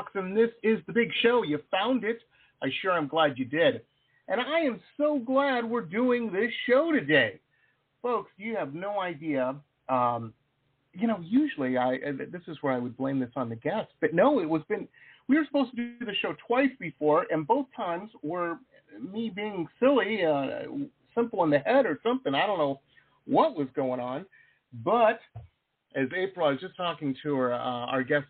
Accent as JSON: {"language": "English", "town": "Detroit", "region": "Michigan", "country": "United States", "also_born_or_lived": "San Diego", "said": "I'm from Detroit."}